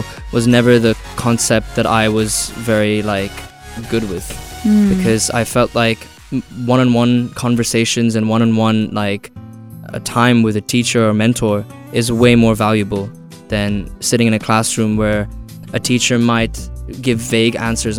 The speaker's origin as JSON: {"language": "English", "region": "Dubai", "country": "United Arab Emirates", "also_born_or_lived": "Los Angeles, United States", "said": "I was from Dubai."}